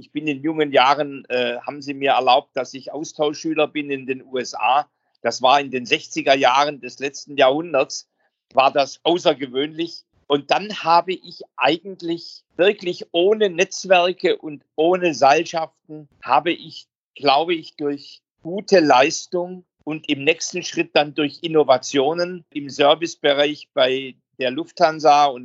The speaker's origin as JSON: {"language": "German", "region": "Baden-Württemberg", "country": "Germany", "tie": "born or raised there", "accent": "Swabian", "said": "Also ich bin ja am Rande der Schwäbischen Alb, man hört es in meinem Akzent, groß geworden"}